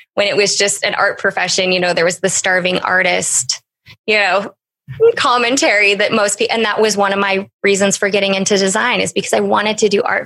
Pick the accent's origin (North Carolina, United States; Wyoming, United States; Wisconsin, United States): Wyoming, United States; moved away; originally from Wyoming, a large town in Wyoming.